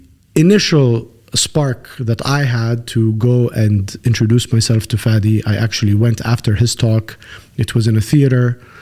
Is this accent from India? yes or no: no; Kuwait; born there; From a very early age, I was born in Kuwait.